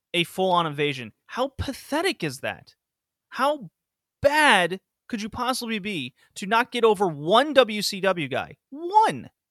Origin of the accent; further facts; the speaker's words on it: the South, United States; I grew up in the South.